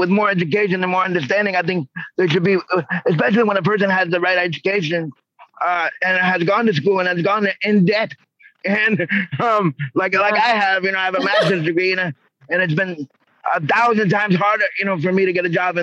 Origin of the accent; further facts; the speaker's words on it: New York, United States; I was born in New York